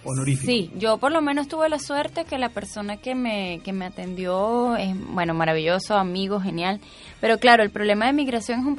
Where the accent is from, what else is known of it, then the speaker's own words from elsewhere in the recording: Chile; yo soy, tengo dos nacionalidades porque soy chilena